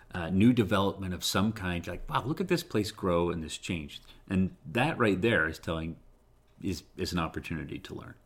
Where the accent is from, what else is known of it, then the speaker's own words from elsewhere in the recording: Utah, United States; I tell people I'm from Utah